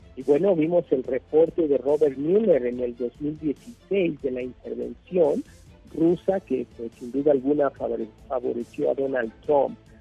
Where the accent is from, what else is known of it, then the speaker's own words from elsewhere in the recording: Mexico; en México